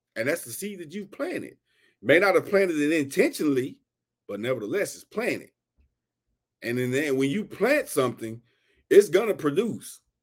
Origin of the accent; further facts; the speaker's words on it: Houston, Texas, United States; I'm from Houston, Texas